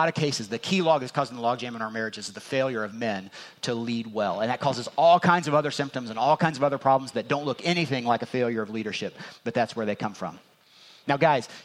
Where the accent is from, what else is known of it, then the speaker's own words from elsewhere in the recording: Indiana, United States; I'm from Indiana